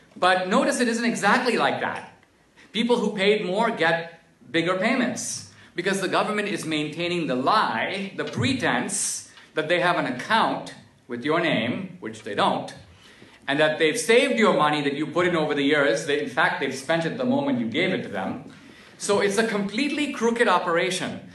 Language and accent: English; India; now in United States; growing up in India